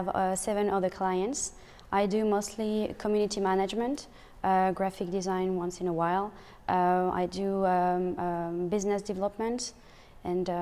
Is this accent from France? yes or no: yes; France; moved away as an adult; now in Montreal, Canada; I come from France. I've been living in Montreal for 10 months.